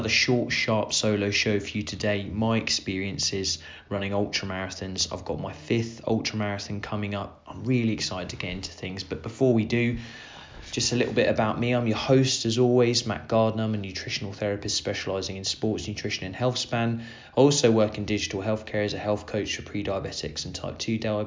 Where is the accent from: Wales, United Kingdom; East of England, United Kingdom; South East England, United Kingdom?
East of England, United Kingdom; Suffolk; near where I grew up in Suffolk